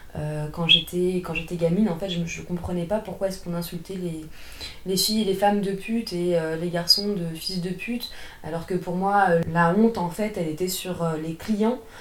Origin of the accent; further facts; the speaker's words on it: France; also born or lived in Paris region; je suis française, j'habite la région parisienne et je suis à moitié d'origine russe.